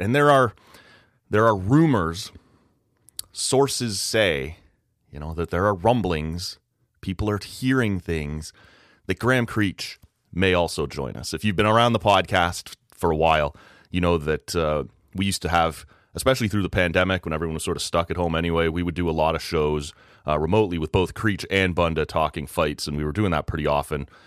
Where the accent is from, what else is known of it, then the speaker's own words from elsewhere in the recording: Oshawa, Ontario, Canada; moved away; that's my hometown. That's where I grew up